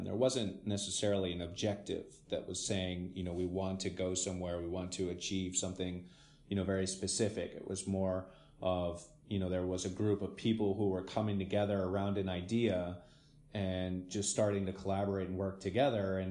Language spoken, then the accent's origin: English; Santa Fe, New Mexico, United States; moved away as an adult; now in Netherlands; I was born in New Mexico, you know, born and raised